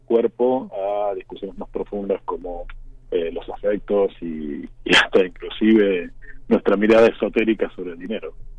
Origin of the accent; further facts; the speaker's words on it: Argentina; moved away as an adult; also born or lived in Mexico City, Mexico; yo llevo mucho tiempo ya fuera de, Argentina, casi 25 años